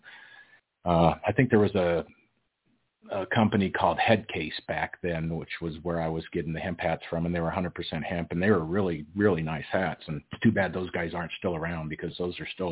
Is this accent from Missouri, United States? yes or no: no; Loveland, Colorado, United States; also born or lived in Liberal, Kansas; my family moved to Colorado when I was 6 months old, and I grew up in the Loveland-Fort Collins area, graduated from Loveland High School